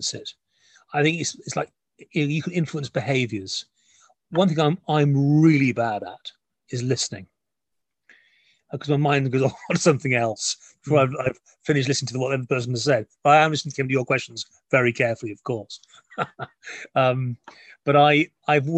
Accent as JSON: {"language": "English", "region": "Wales", "country": "United Kingdom", "said": "I'm a Welshman"}